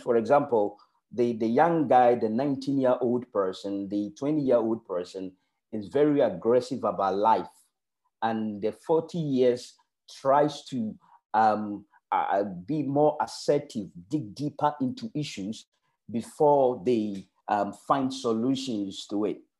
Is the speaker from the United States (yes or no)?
no; Ghana; moved away; I am coming from Ghana.